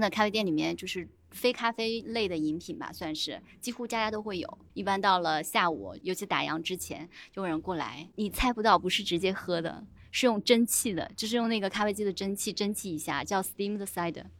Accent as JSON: {"language": "Chinese", "country": "Taiwan", "also_born_or_lived": "Canada / Australia", "moved": "yes", "said": "我们台湾那边不是有古法红糖嘛"}